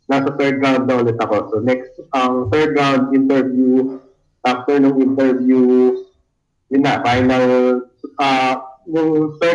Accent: Cavite City, Calabarzon, Philippines; I'm from Cavite City

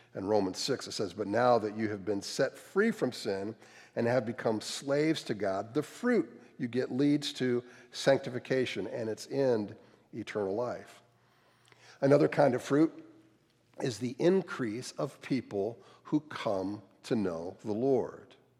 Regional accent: outside of Cleveland, Ohio, United States; moved away; also born or lived in North Carolina; I grew up outside of Cleveland, fairly middle class

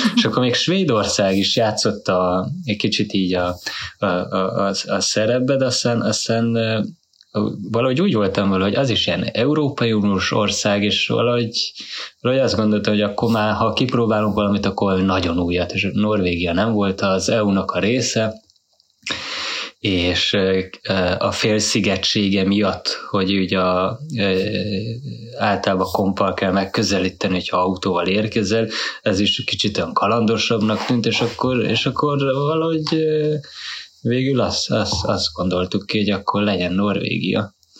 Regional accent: Hungary; moved away as an adult; now in Norway; Magyarországon, abban az időben, mikor kiköltöztünk 2011-be

